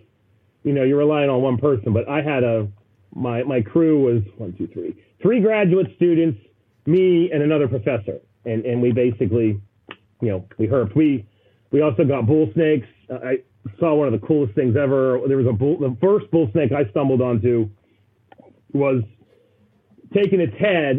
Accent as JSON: {"language": "English", "region": "West Virginia", "country": "United States", "tie": "born or raised there", "said": "I grew up in West Virginia. We all grow up hunting"}